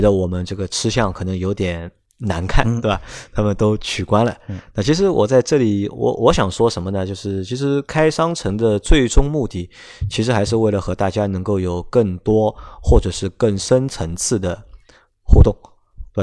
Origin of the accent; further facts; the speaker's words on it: Shanghai, China; first language Shanghainese; Chinese is a second language; 上海话作为我们的母语，对吧？就是我们希望，因为我们作为上海人